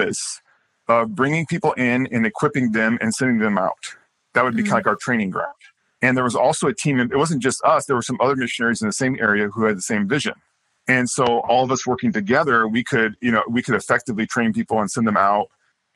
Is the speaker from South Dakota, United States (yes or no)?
yes; South Dakota, United States; moved away as an adult; now in Latvia; I was raised in South Dakota in home missions.